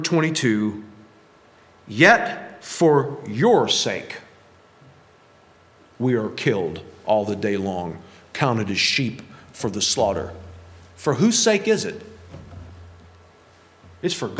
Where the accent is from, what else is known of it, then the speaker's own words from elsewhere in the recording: United States; especially as Americans